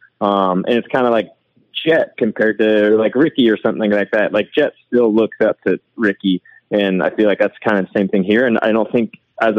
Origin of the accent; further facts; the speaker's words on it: East Coast, Canada; I'm from the East Coast